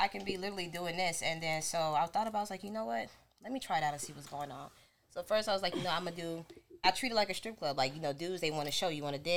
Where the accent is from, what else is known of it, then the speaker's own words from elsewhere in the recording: California, United States; I was born in California too